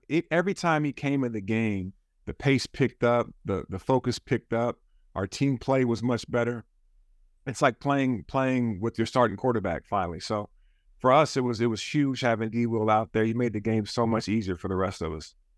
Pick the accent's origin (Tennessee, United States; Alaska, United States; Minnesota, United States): Alaska, United States; Juneau; moved away; I grew up in Juneau, Alaska